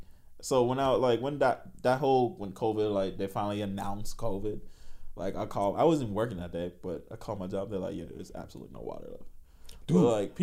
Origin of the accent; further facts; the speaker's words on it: Jamaica; I'm Jamaican, baby.